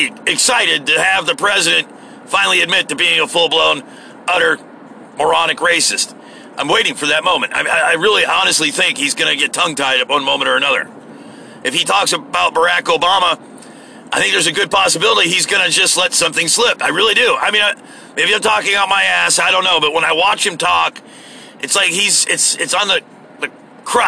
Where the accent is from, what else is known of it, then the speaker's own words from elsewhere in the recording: United States; as an American